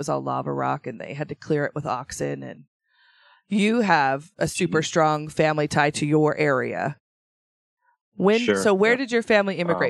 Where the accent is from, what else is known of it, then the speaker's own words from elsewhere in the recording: Idaho, United States; Born and raised in Idaho, but I have family that is from Michigan.